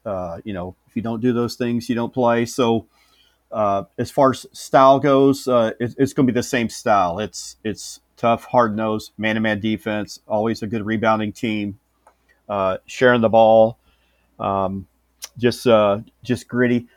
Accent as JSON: {"language": "English", "town": "Houston", "region": "Texas", "country": "United States", "tie": "born or raised there", "also_born_or_lived": "Northwest Iowa", "moved": "as an adult", "lives_now": "Iowa, United States", "said": "I'm a Houston native, uh, sixty-one years old. Uh, born and raised in Houston, uh, thirty-three years."}